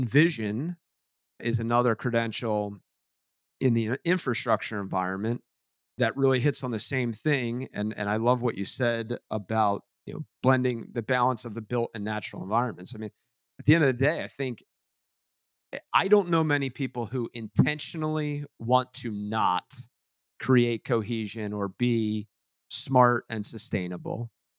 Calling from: New Jersey, United States; And so I'm dialing in from the Jersey Shore.

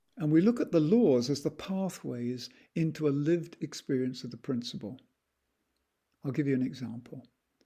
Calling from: Ojai, California, United States; I'm participating from Meditation Mount in Ojai, Southern California.

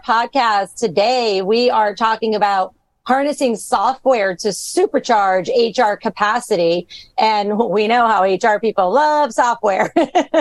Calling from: Florida, United States; I am calling in from Florida

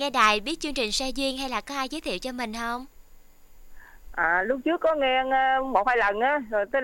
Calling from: Long An, Vietnam; tên từ Long An á chị.

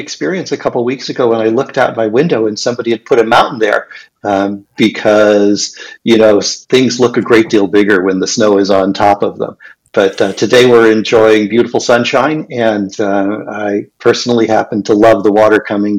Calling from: Pasadena, California, United States; I'm in lovely Pasadena, California.

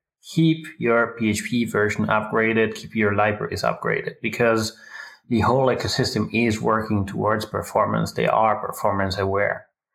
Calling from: Frankfurt, Hesse, Germany; I'm calling from the Frankfurt area here in Middle Germany.

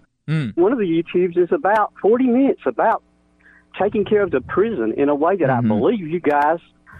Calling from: Eva, Alabama, United States; I'm calling from the Eva, Alabama area.

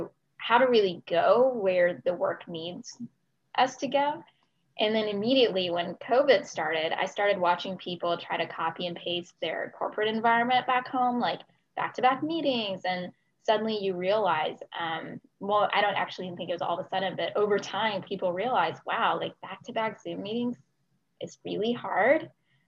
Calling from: Brookhaven, Georgia, United States; also born or lived in Austin, Texas; Yeah, today I'm joining from Austin, Texas, so way in the middle of the country, but normally I'm calling from my home in Brookhaven, Georgia. So same Atlanta atmosphere

